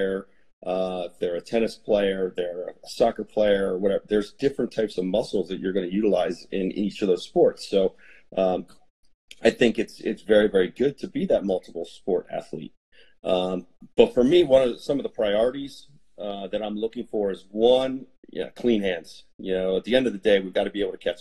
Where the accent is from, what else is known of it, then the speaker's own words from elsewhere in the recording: New Holland, Pennsylvania, United States; I grew up in Lancaster, Pennsylvania, or just outside of Lancaster in a little town called New Holland.